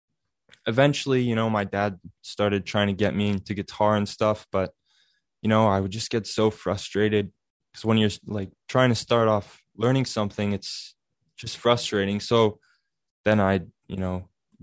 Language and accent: English; Altona, Manitoba, Canada; I'm from a small little town in southern Manitoba called Altona